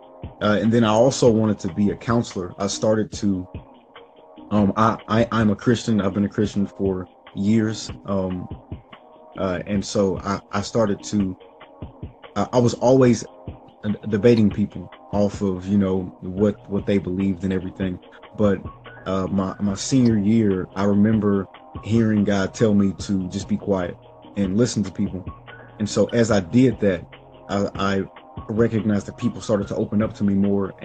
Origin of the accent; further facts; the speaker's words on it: Kansas City, United States; I was born and raised in Kansas City, many different parts of Kansas City, mainly like growing up from birth to about 8 years old. It was South Kansas City, Missouri. Then after that, moved to Kansas City, Kansas